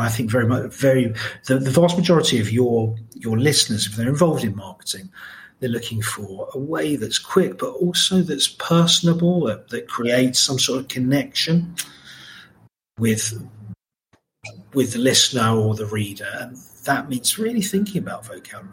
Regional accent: Margate, South East England, United Kingdom; I grew up in Margate, which was by no means a rich place then

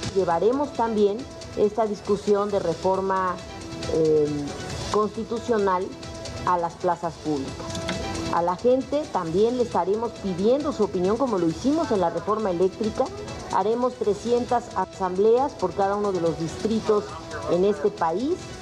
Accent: Mexico; como ciudadanos, como mexicanos

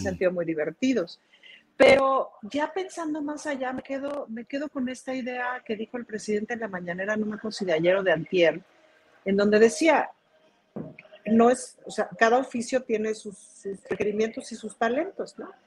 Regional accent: Mexico; en México

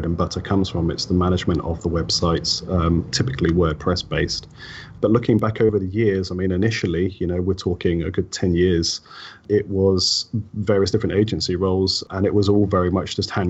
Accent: Wellingborough, East Midlands, United Kingdom; my hometown, right, Wellingborough

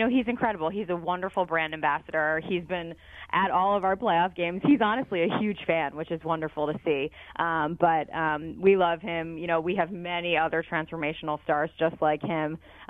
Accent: Philadelphia, Pennsylvania, United States; And I'm from Philadelphia. I grew up here, so it was an easy call for them to make and an easy yes for me to take the job.

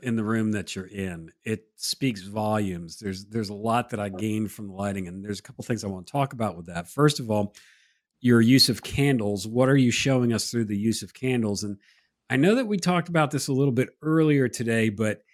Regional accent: Connecticut, United States; now in South Carolina, United States; I grew up in Connecticut.

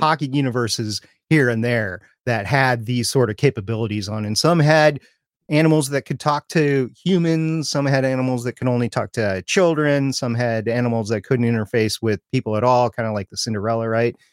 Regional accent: Minneapolis–Saint Paul, Minnesota, United States; I grew up in the Twin Cities. of Minnesota, Saint Paul, Minneapolis, and we moved suburbs that summer

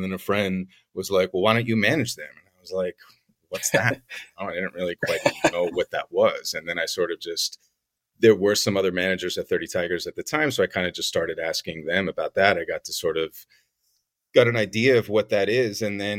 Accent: Poland; English is a second language; So my parents are European. I'm Polish. My parents are both Polish, but my father was born and raised in France, but it was just like a Polish family, just born and raised in France. I'm not French at all

